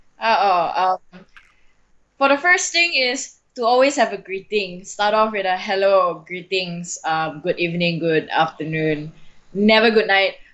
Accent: Malaysia; as a Malaysian

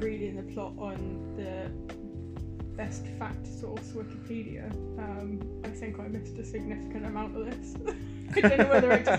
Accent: United Kingdom; we are very British

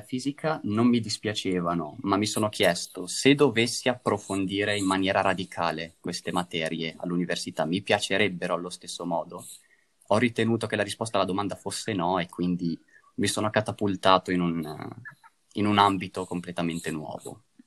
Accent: province of Mantua, Lombardy, Italy; moved away as an adult; now in Trento, Italy; vengo dalla provincia di Mantova

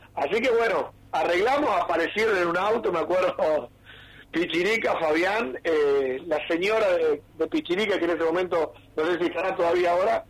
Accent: Junín, Buenos Aires Province, Argentina; nosotros como somos de Junín

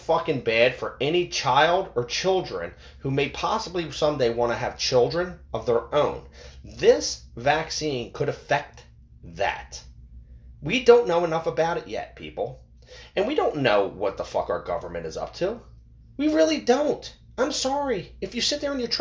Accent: United States; we, as American people

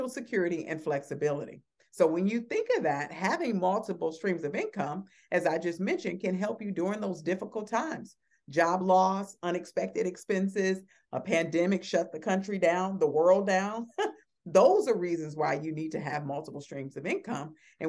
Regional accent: Chicago, Illinois, United States; I just was reminded by a young man that I grew up with in Chicago.

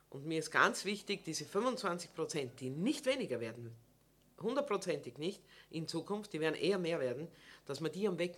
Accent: Burgenland, Austria; also irgendwie sind wir schon in, in Bescheidenheitswolle eingepackt als Burgenländer, dort oben zu stehen und zu sagen, herzlich willkommen im Burgenland

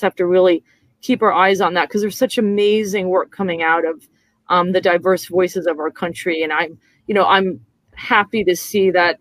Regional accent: New York, United States; moved away as an adult; also born or lived in Madrid, Spain; now in San Antonio, United States; I come from New York

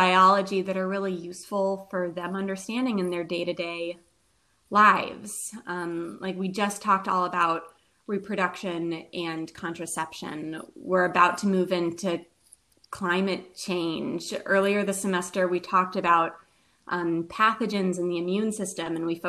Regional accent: Nashville, Tennessee, United States; moved away as an adult; also born or lived in Indiana; now in Louisville, United States; So I grew up in Nashville, Tennessee. I was raised there.

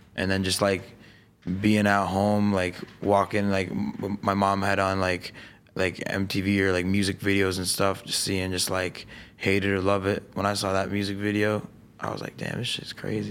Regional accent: Niagara Falls, Ontario, Canada; moved away as an adult; now in Los Angeles, United States; I'm from Niagara Falls. I grew up in a town four deer, thirty thousand people.

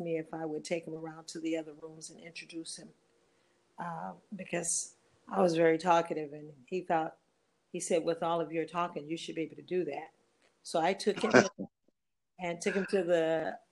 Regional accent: Detroit, Michigan, United States; moved away as an adult; also born or lived in Arkansas; now in Ghana; originally I was born in Arkansas, and I've lived in Detroit most of my life, and I have officially been in Ghana 10 years

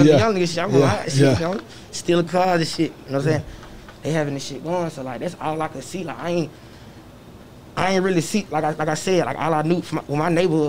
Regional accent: Atlanta, Georgia, United States; also born or lived in Chicago, Illinois; I'm from the West Side. Atlanta, Georgia, you feel what I'm saying? I grew up 320 Fairbrook, Central Methodist Gardens.

